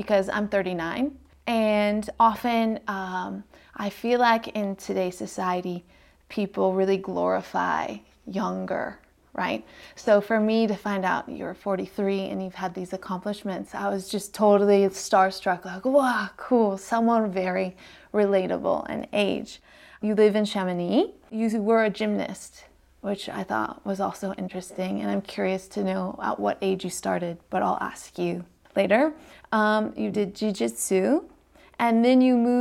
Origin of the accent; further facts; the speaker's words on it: San Francisco, California, United States; moved away as an adult; now in Annecy, France; California, San Francisco is where I'm from, and we call it the Bay Area